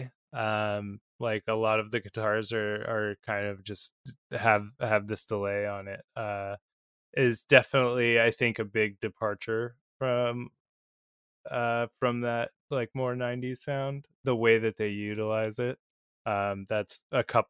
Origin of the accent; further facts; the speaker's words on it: Seattle, Washington, United States; growing up in the Seattle area